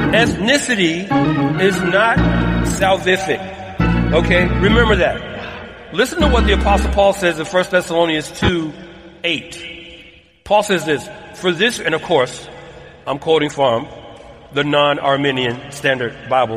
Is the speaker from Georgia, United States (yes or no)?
yes; Atlanta, Georgia, United States; moved away as an adult; now in Southern California, United States; my hometown of ATL